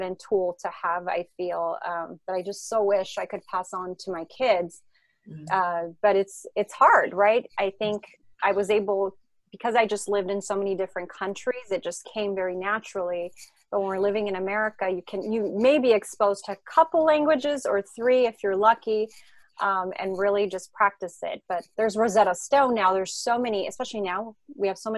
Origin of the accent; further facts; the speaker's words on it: France; English is a second language; also born or lived in Israel; now in Los Angeles, United States; I grew up in France. So that's where I learned French.